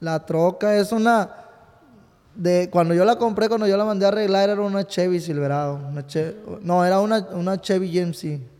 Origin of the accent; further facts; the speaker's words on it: Ciudad Guzmán, Jalisco, Mexico; also born or lived in Texas; now in California, United States; Yo nací en Jalisco, en Ciudad Guzmán, Jalisco, nací por ahí